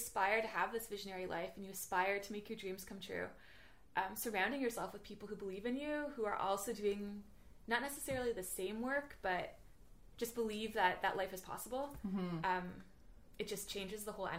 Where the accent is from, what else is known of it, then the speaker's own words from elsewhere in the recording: Toronto, Ontario, Canada; moved away as an adult; also born or lived in Guelph / Netherlands; I grew up in Scarborough, actually.